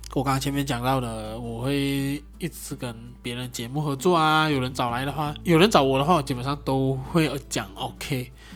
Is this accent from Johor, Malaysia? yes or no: yes; Johor Bahru, Johor, Malaysia; 以新山来讲的话，就是柔佛，马来西亚柔佛新山，我的家乡